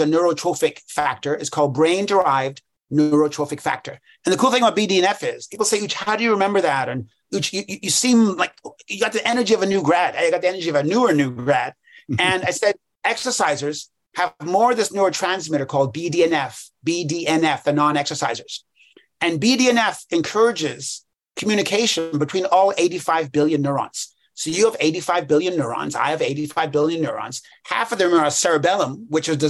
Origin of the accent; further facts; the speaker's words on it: England, United Kingdom; I was born in England.